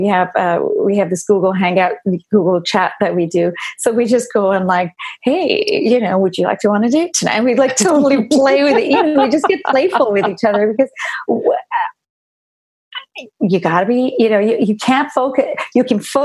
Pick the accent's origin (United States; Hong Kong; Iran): Iran; moved away; I didn't grow up here. I grew up in Iran